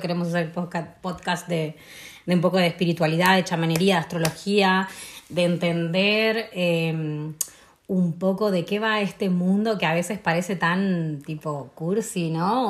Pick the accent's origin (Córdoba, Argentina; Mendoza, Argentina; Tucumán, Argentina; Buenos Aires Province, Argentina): Tucumán, Argentina; San Miguel de Tucumán; moved away; also born or lived in Buenos Aires; me fui a vivir a Buenos Aires porque soy de Tucumán, de la ciudad del norte